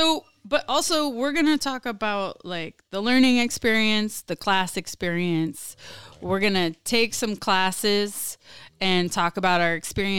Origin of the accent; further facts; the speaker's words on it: South Brazil, Brazil; accent: southern Brazilian Portuguese; moved away; My Portuguese accent is like more from the south.